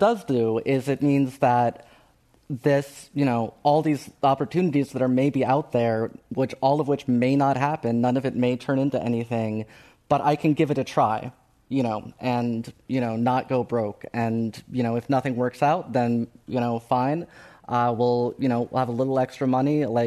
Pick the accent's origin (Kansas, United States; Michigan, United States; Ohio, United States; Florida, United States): Ohio, United States; moved away; I grew up in Ohio